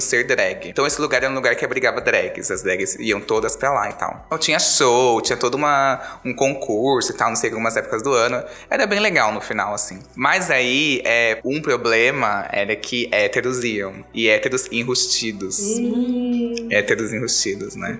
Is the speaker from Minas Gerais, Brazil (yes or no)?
no; Diadema, São Paulo, Brazil; Eu sou de Diadema, do Grande ABC